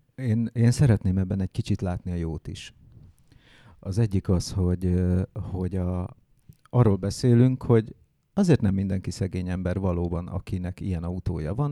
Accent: Hungary; én bár vidéki gyerek vagyok

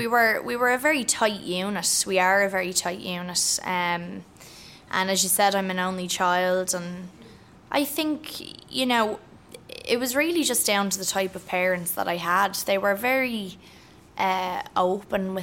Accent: Ireland; also born or lived in The Bronx, New York; I'm Irish

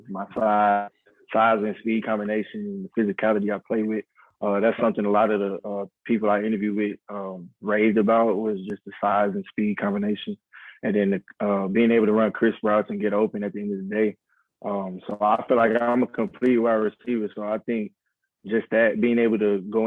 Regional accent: Houston, Texas, United States; I'm from the Houston area. I'm in Houston right now.

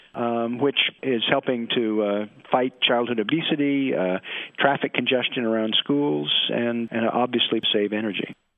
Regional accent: Portland, Oregon, United States; I'm from Portland, Oregon, where it rains all the time

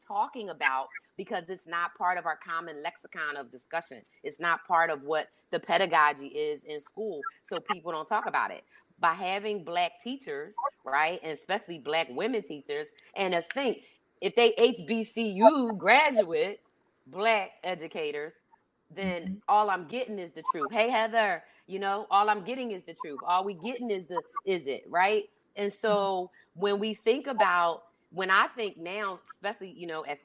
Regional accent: Philadelphia, Pennsylvania, United States; I grew up in Philadelphia, Pennsylvania, right? And I grew up in the 70s.

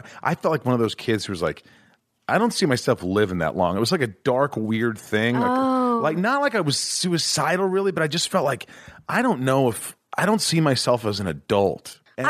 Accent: Newburgh, Indiana, United States; also born or lived in New York; I was born in New York, but I grew up in a small town in Newburgh, Indiana.

